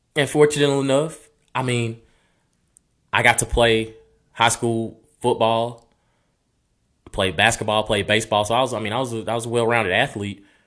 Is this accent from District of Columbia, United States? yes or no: no; Maplesville, Alabama, United States; accent: country; moved away as an adult; also born or lived in Birmingham, Alabama; I was born and raised in Maplesville, um, extremely small town.